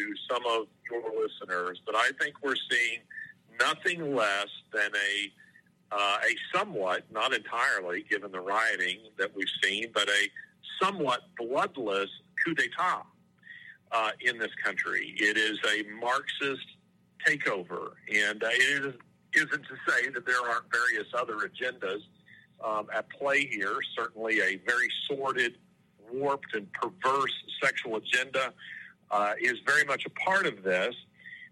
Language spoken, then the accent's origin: English; Birmingham, Alabama, United States; my hometown of Birmingham, Alabama